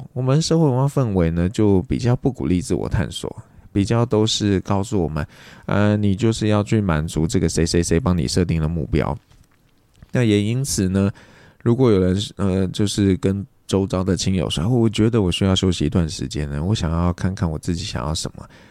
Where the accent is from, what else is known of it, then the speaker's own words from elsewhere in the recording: Taiwan; 台湾我们算是比较佛系的